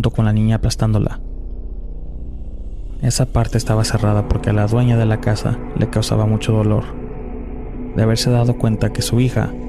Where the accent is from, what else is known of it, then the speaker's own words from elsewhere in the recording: Tlaquepaque, Jalisco, Mexico; Soy de Tlaquepaque, Jalisco, México. Es considerado un pueblo cerca de la ciudad.